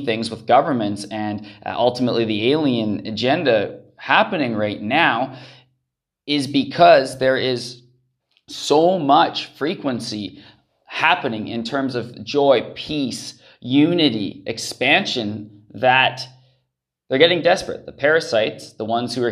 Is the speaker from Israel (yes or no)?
no; Canada; moved away as an adult; also born or lived in Central America; I grew up in Canada.